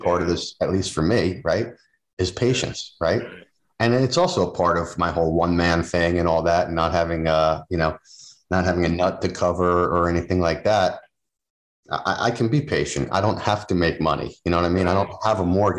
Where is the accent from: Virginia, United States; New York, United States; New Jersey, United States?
New Jersey, United States; now in New England, United States; I'm from New Jersey originally